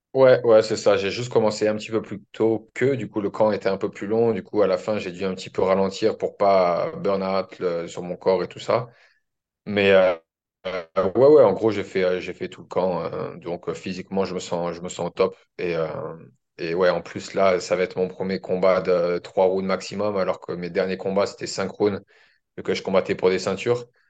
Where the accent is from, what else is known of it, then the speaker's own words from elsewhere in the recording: France; moved away as an adult; also born or lived in Australia; now in Auckland, New Zealand; je suis français